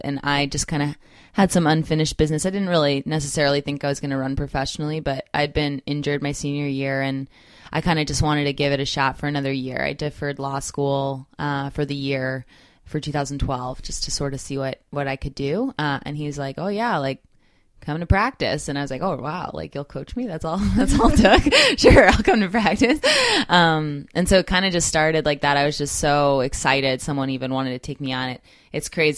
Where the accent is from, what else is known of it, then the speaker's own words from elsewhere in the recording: Monmouth County, New Jersey, United States; I'm from Monmouth County, New Jersey. I went to school in at Colts Neck High School